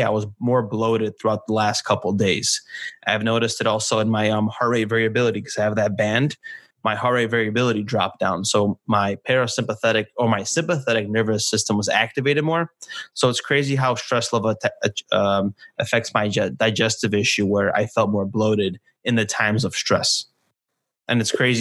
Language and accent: English; Poland; now in California, United States; I was born in Poland